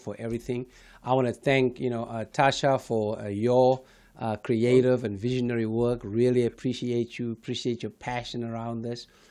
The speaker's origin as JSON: {"language": "English", "town": "Johannesburg", "region": "Gauteng", "country": "South Africa", "tie": "born or raised there", "moved": "yes", "lives_now": "United States", "said": "born and raised in South Africa"}